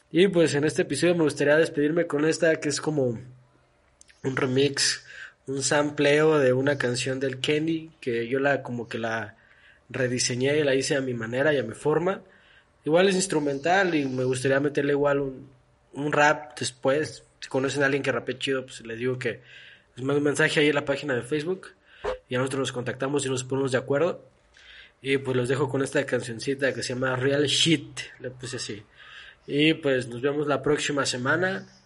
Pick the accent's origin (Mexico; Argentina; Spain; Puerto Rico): Mexico; todos somos mexicanos y hay que divertirnos, ¿no?